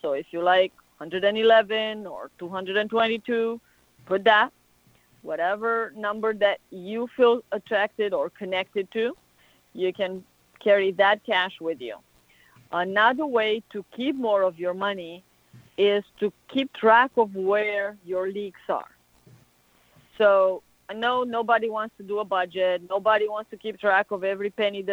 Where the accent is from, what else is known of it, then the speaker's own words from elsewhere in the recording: Romania; moved away as an adult; now in United States; I'm from Romania. So I come from a country that has a whole lot of superstition.